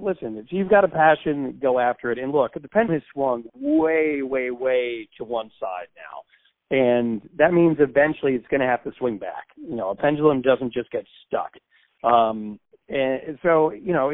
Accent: Connecticut, United States; I grew up in Connecticut, the Bridgeport Bluefish.

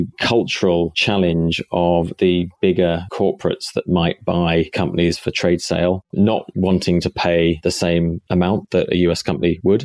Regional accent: Cambridge, East of England, United Kingdom; moved away as an adult; also born or lived in Silicon Valley / Lisbon; now in London, United Kingdom; I grew up just outside Cambridge in England and pretty much the countryside, about 20 minutes from the city

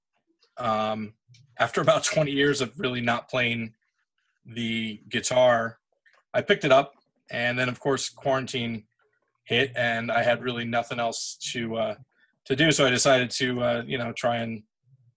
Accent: South Orange, New Jersey, United States; I'm from South Jersey, or I'm sorry, South Orange, New Jersey, which is like northern

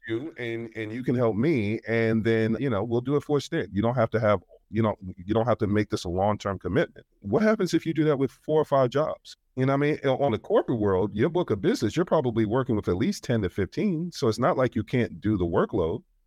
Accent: New York, United States; I'm from New York

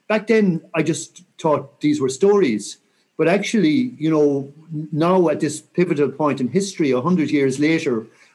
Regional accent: Mayo, Connacht, Ireland; I'm from Mayo

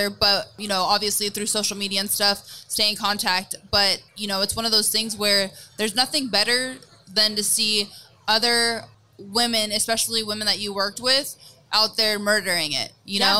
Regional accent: Bay Area, California, United States; it's my hometown. It's where I grew up

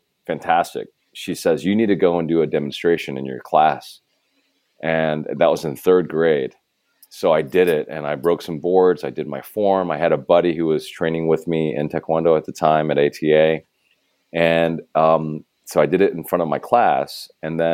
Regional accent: Arkansas, United States; as a child, growing up in Arkansas

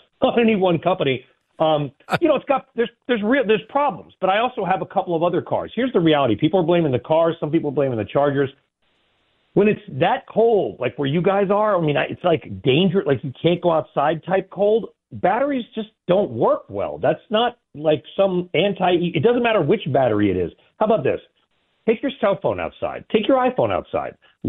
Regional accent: California, United States; I grew up in California.

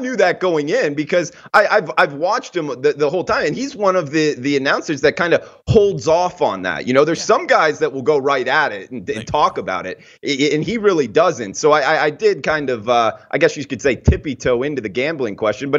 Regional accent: the South, United States; I grew up in the South

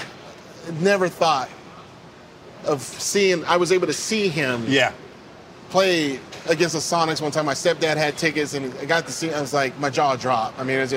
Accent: Seattle, Washington, United States; now in Colorado, United States; growing up in Seattle

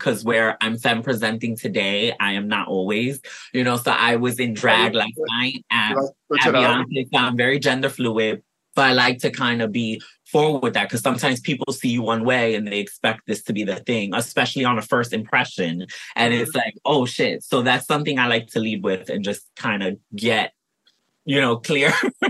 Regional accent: New York, United States; moved away as an adult; also born or lived in Puerto Rico; now in Los Angeles, United States; I'm brand new to LA. I just moved here. From where? I'm from New York.

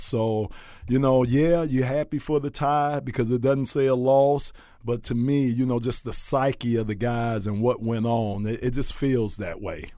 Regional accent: Miami, Florida, United States; I'm from Miami

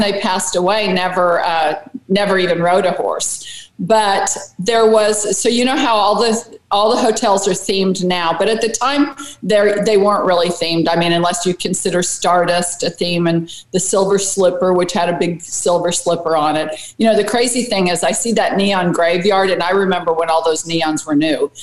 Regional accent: Las Vegas, Nevada, United States; I was born in Las Vegas, and my, both of my parents at the time worked at the Nevada test site

